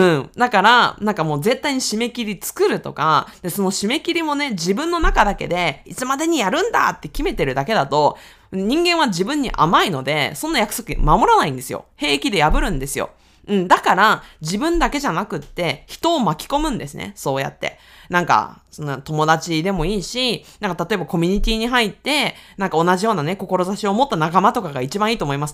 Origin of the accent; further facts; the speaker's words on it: Aichi, Japan; accent: Owari dialect (Nagoya-ben); moved away as an adult; also born or lived in Tokyo / Osaka; 愛知県出身